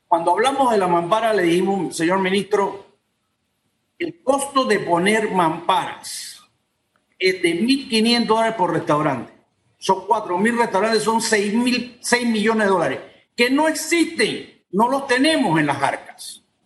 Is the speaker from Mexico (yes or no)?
no; Panama; Yo como panameño